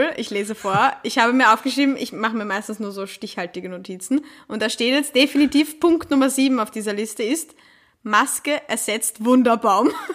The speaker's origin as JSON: {"language": "German", "region": "Vienna", "country": "Austria", "said": "als Wienerin"}